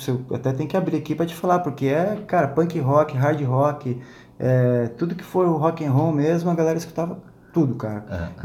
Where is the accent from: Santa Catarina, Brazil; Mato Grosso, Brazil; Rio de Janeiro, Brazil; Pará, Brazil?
Santa Catarina, Brazil; Xanxerê; also born or lived in São Paulo; now in Florianópolis, Brazil; lá em Xanxerê, cara, onde eu fui criado. É. Né? Sou paulista, criado no, oeste de Santa Catarina.